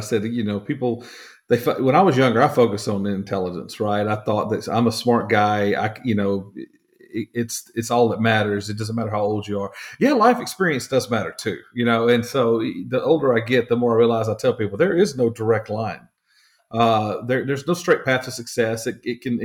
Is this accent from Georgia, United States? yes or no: yes; Dewy Rose, Georgia, United States; my hometown was Dewey Rose, Georgia